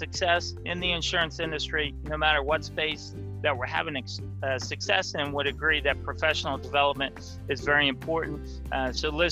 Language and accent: English; Ohio, United States; also born or lived in Michigan; Yes, I grew up in Ohio. I've lived in Ohio my whole life